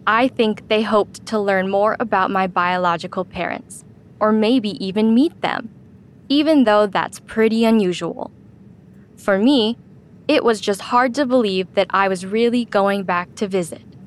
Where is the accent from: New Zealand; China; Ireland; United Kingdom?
China; born there; When I was four years old, my mom and dad told me that I was from China.